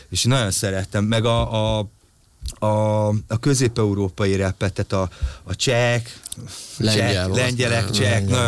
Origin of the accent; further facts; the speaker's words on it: Hungary; nyertem egy magyar tehetségkutató versenyt, és kijutottam a Hollandiába egy hónapos mesterkurzusra egyedüli magyarként